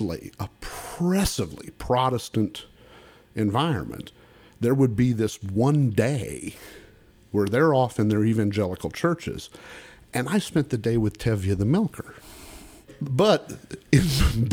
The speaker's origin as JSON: {"language": "English", "town": "Stillwater", "region": "Oklahoma", "country": "United States", "tie": "born or raised there", "also_born_or_lived": "Texas", "moved": "yes", "said": "in Stillwater, Oklahoma, my hometown"}